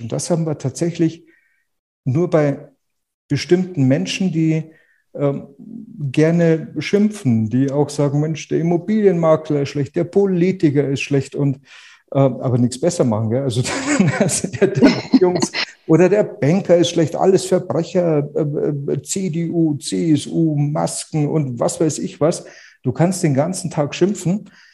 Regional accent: Munich, Bavaria, Germany; accent: Bavarian

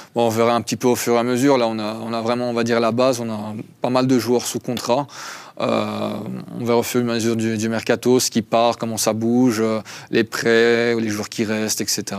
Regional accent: Belgium; now in Lausanne, Switzerland; je suis belge à la base, donc belgo-arménien

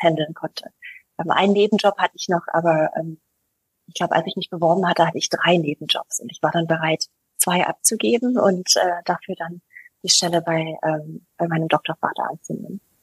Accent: United States; now in Germany; ich bin ja Amerikanerin, ich komme ja aus einer sehr recht bunten Familie, einer sehr internationalen Familie

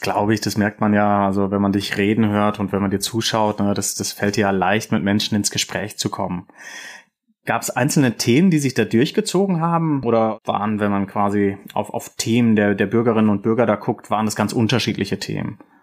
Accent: Rhineland, Germany; ich komme aus dem Rheinland

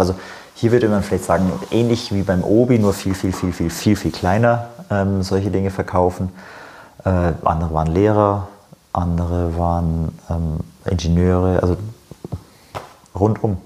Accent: Germany; also born or lived in West Bank; wird man als Deutscher wahrgenommen

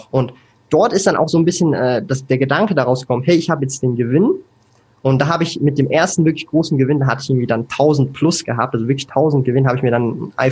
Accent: Switzerland; hat sich das halt so eingebürgert bei mir, dass so das Hochdeutsch praktisch ohne Akzent als Schweizer da ist. Aber du hast es schon äh, gesagt, es gibt ein paar Wörter, die benutze ich dann komplett falsch.

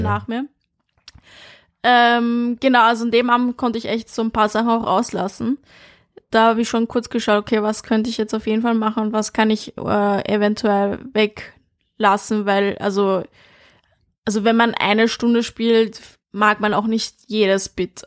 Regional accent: Vienna, Austria; now in Berlin, Germany; ich bin in Wien aufgewachsen im 22.

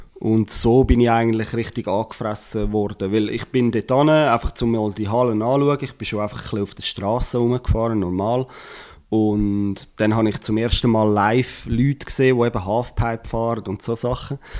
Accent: Switzerland; wir als Schweizer

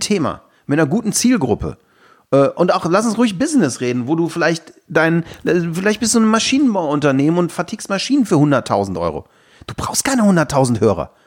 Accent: Aachen, North Rhine-Westphalia, Germany; bei uns in Aachen

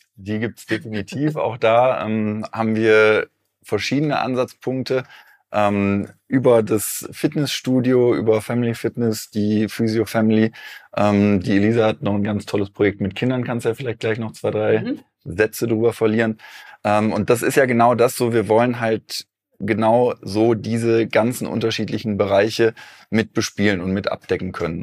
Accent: Eifel, Germany; moved away; also born or lived in Cologne; ich komme ursprünglich aus der Eifel.

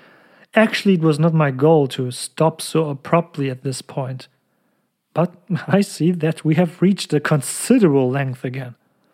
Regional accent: Cologne, North Rhine-Westphalia, Germany; born or raised there

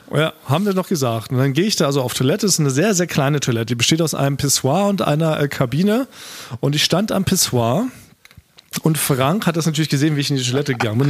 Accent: Berlin, Germany; wir als Berliner, so als Berliner Party-Konnoisseure

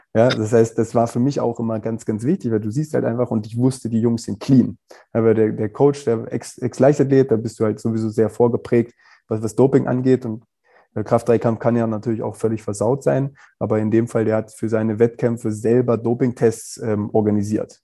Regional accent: Wolfsburg, Lower Saxony, Germany; moved away as an adult; also born or lived in England; ich komme ja aus Wolfsburg

